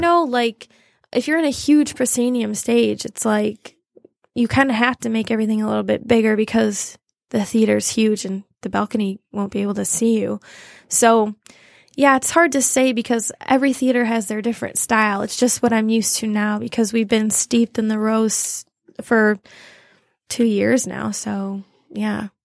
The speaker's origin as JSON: {"language": "English", "town": "Toledo", "region": "Ohio", "country": "United States", "tie": "born or raised there", "moved": "as an adult", "lives_now": "Chelsea, United States", "said": "I grew up in Toledo, Ohio, which is about an hour from Chelsea."}